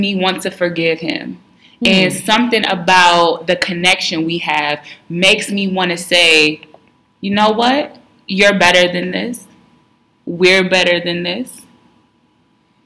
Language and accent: English; New York City, New York, United States; I'm still from New York. And I'm not just from any place in New York. I'm from Harlem